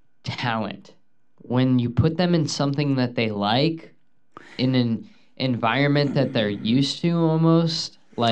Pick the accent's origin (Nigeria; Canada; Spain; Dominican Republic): Dominican Republic; Yes, I am from the Dominican Republic.